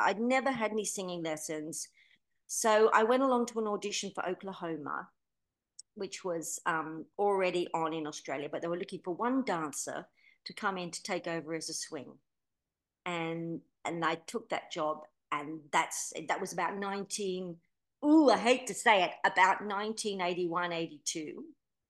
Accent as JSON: {"language": "English", "region": "England", "country": "United Kingdom", "tie": "born there", "said": "And because I was born in England, I thought, well, you know, I've got so much to learn"}